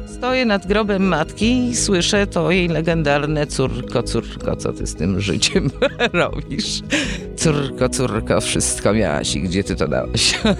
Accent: Gliwice, Silesian Voivodeship, Poland; moved away as an adult; now in Kraków, Poland; urodziłam się w Gliwicach i w Krakowie jestem no długo już. Przyjechałam tu na studia i, i zostałam

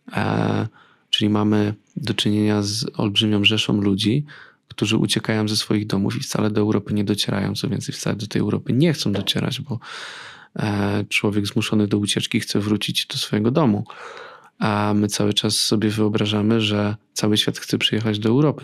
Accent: Radom, Masovian Voivodeship, Poland; ja pochodzę z Radomia. Przez lata moje miasto było synonimem dresiarstwa

